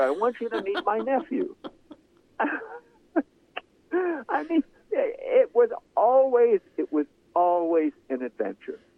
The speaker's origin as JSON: {"language": "English", "region": "Central California", "country": "United States", "tie": "born or raised there", "said": "growing up in Central California, in a small farm co- country"}